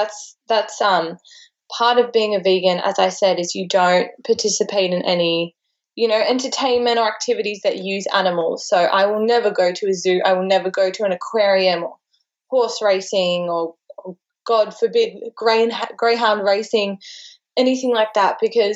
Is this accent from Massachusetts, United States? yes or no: no; Texas, United States; also born or lived in Australia; especially growing up in Texas, I can only imagine how much, you know, meat is such a central part of everything